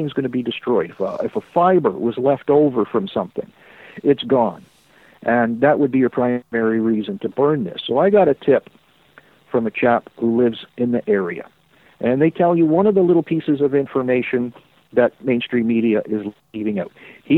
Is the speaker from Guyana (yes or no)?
no; Canada; but we're Canadian, we can do hockey.